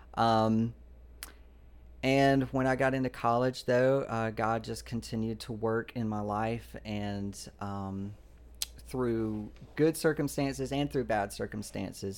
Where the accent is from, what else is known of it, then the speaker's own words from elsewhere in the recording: Georgia, United States; I grew up in Georgia